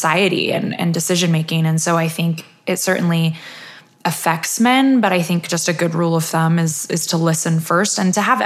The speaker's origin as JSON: {"language": "English", "town": "Centerville", "region": "Utah", "country": "United States", "tie": "born or raised there", "said": "I grew up here in Utah."}